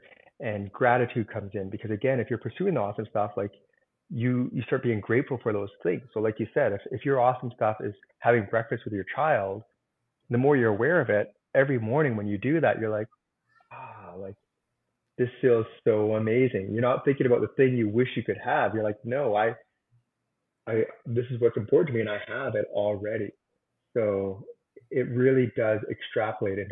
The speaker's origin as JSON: {"language": "English", "country": "Canada", "said": "I'm a Canadian"}